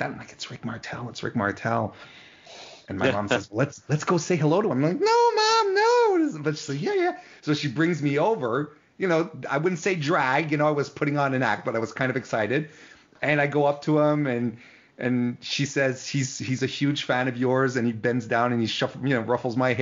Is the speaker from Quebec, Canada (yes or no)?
yes; Quebec City, Quebec, Canada; I'm from Quebec City